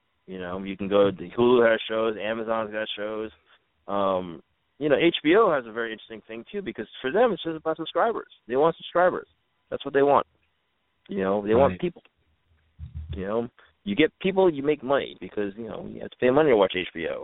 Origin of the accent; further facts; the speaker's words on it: New York, United States; now in Los Angeles, United States; I'm a New Yorker.